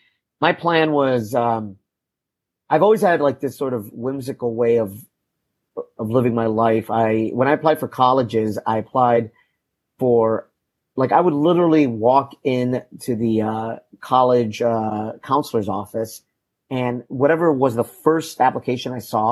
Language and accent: English; Chicago, Illinois, United States; moved away as an adult; also born or lived in Boston; now in Sarasota, United States; So I grew up in Chicago, specifically on the south side of Chicago, in a neighborhood called Pilsen.